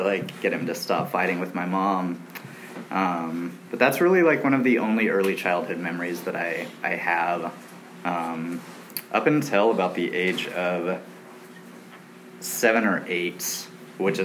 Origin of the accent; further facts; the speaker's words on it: Long Beach, California, United States; also born or lived in Big Piney, Wyoming; I grew up primarily in Long Beach, California, which is very near, close